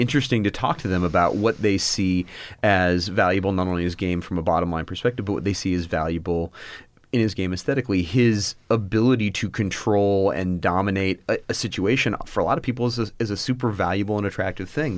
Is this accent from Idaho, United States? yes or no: no; Tucson, Arizona, United States; I grew up in Tucson, Arizona, and, uh, went to college here